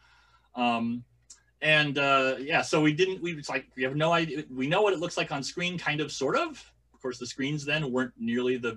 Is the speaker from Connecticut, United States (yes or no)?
no; Walla Walla, Washington, United States; born or raised there; moved away